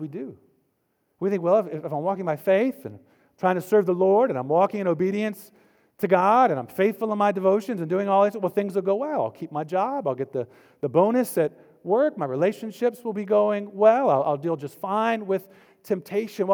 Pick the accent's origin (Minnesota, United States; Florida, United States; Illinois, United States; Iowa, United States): Florida, United States; now in North Carolina, United States; I grew up in Florida before I moved to North Carolina